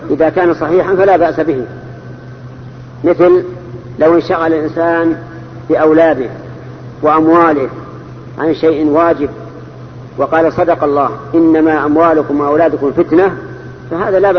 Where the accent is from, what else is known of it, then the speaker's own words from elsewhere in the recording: Morocco; ليس من اهل المدينه انا من المغرب